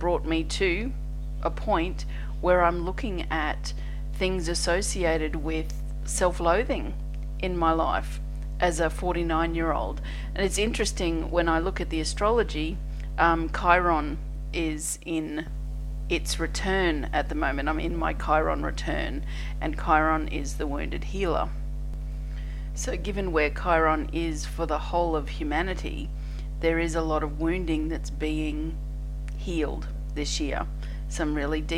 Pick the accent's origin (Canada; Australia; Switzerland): Australia; I'm an Australian energy healer